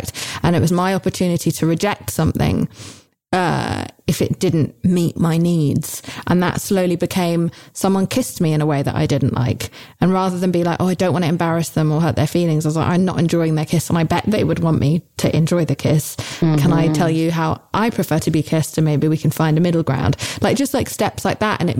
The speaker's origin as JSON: {"language": "English", "country": "United Kingdom", "said": "I'm British"}